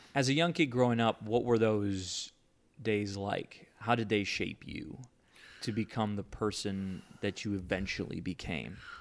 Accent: Chicago, Illinois, United States; now in Houston, United States; I was born in Chicago, But my family all came from Cuba

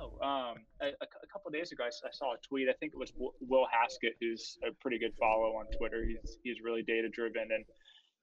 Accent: Florida, United States; I'm from Florida

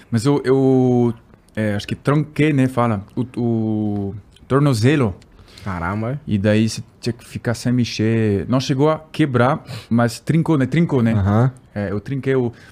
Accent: Paris, Île-de-France, France; Portuguese is a second language; Sou de Paris, mas pelo amor de Deus, né?

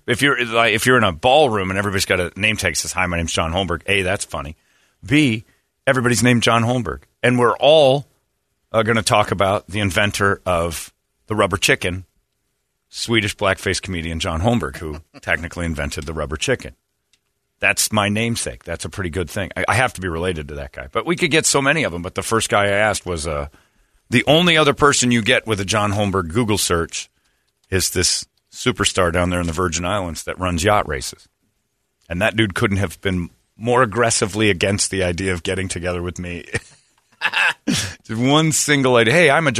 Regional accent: Kearney, United States; I grew up in Kearney like my father and his father before.

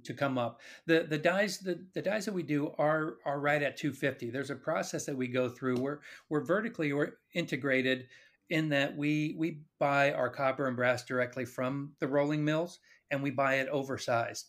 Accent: Kansas City, United States; also born or lived in Phoenix, Arizona; I was born and raised in Kansas City

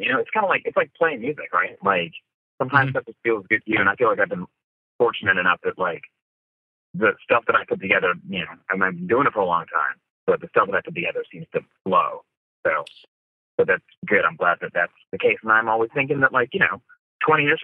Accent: Bala Cynwyd, Pennsylvania, United States; growing up in Ballykinwood

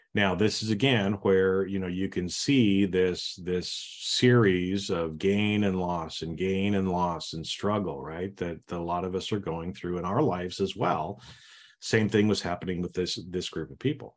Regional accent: Idaho, United States; I grew up in Idaho

